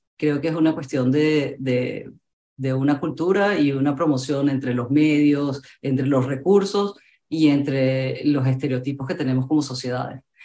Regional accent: Venezuela; en mi país, en Venezuela

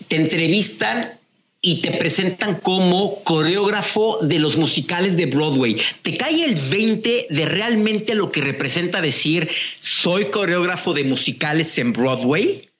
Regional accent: Mexico; como mexicanos que estamos más cercanos a Estados Unidos

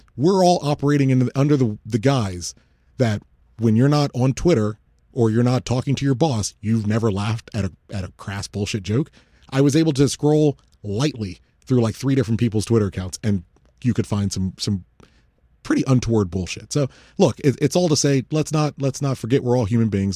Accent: United States; as an American citizen

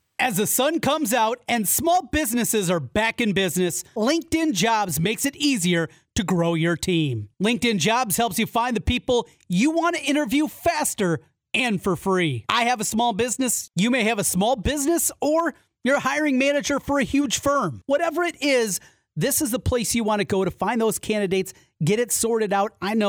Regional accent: Iowa, United States; I grew up in North Iowa.

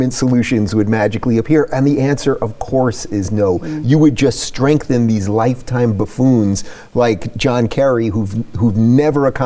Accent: New York, United States; I'm from New York, and I remember when I was growing up, Mario Cuomo, his dad was the governor

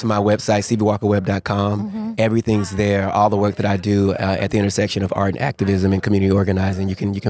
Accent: Waco, Texas, United States; Waco, Texas

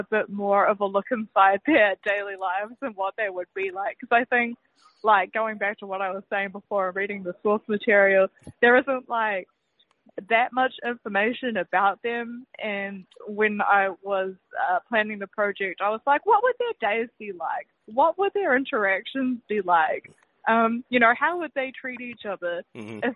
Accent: New Zealand; as you can probably tell from my accent, I'm from New Zealand.

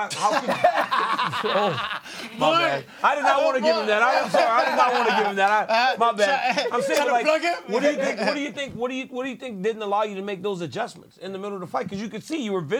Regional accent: Louisiana, United States; Me and RC from Louisiana

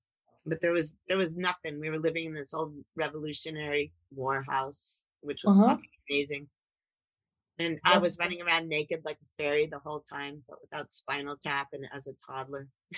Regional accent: Kent Cliffs, New York, United States; I was born in New York City and then I lived in upstate New York until 1967. So my very early years were in upstate New York, near Kent. It was near Kent Cliffs.

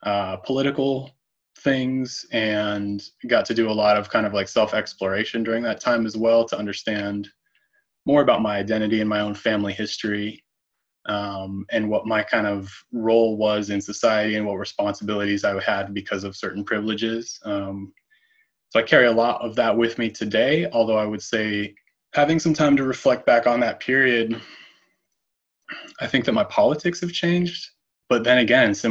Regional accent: Colorado, United States; moved away as an adult; now in Portland, United States; I'm originally from Colorado, born and raised there.

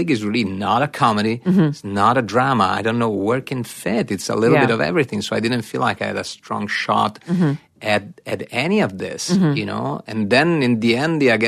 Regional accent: Italy; moved away; growing up in Italy

